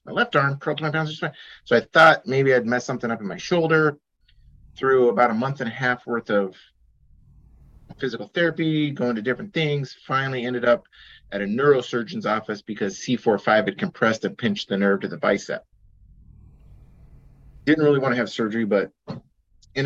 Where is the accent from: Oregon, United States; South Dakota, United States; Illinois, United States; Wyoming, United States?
Oregon, United States; Junction City; I grew up in Junction City on a farm